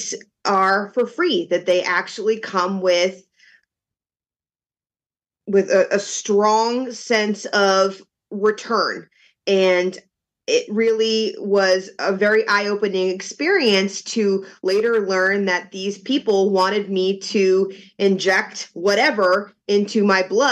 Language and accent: English; Boston, Massachusetts, United States; moved away as an adult; now in Florida, United States; I am from Boston